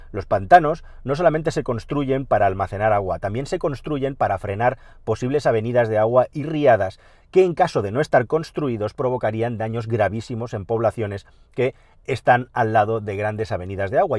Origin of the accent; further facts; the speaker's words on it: Catalonia, Spain; en Cataluña, en mi tierra